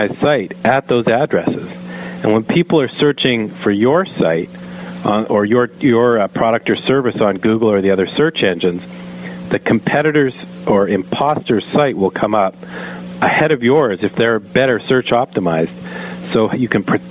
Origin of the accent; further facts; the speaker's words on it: Canada; I am a Canadian